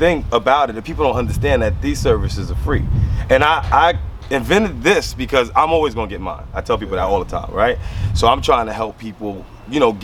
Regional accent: New York City, New York, United States; I'm originally Quincy Street. You know what I mean? I'm a Quincy between Marcus Garvey and True

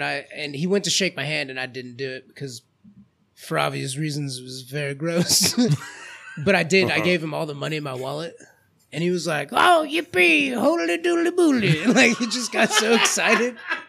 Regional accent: Georgia, United States

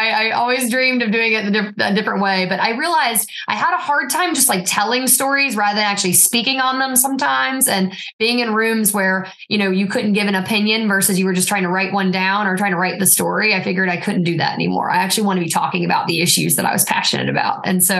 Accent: Roxboro, North Carolina, United States; I'm born and raised in Person County, North Carolina. So it's a county that's around 40,000 people-ish, and it's right near the Virginia border. And it was a county my entire life I spent running from

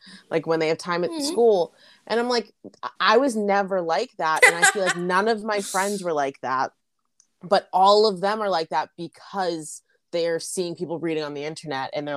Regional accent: Boston, Massachusetts, United States; growing up in Boston

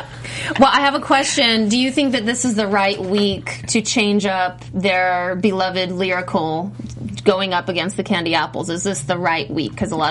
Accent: Missouri, United States; moved away; I grew up in Missouri, so I kind of know, but I mean, I moved away.

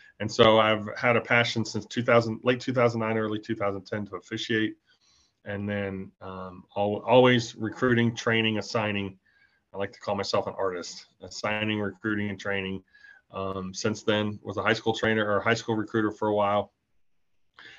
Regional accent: Altamonte Springs, Florida, United States; Born and raised in Altamont Springs, Florida, proud graduate of Lake Brantley High School

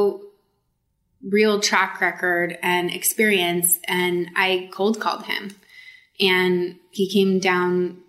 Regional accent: Sacramento, California, United States; I grew up in Sacramento in a rural area.

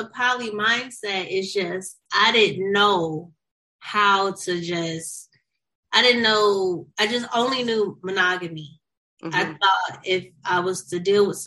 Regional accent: St. Louis, Missouri, United States; now in Los Angeles, United States; I am from St. Louis, Missouri, but I live in Los Angeles, California

